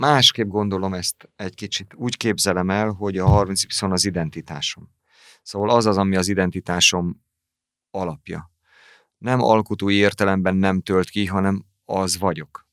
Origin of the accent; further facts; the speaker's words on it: Hungary; moved away as an adult; now in Pécs, Hungary; én meg vidéki vagyok